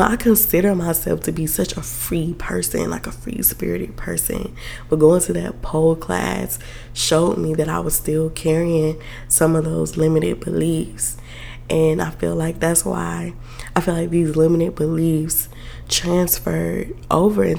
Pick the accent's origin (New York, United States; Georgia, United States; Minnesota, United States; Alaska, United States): Georgia, United States; South; now in Atlanta, United States; I'm from South Georgia, okay? Like, I grew up Baptist. My church back home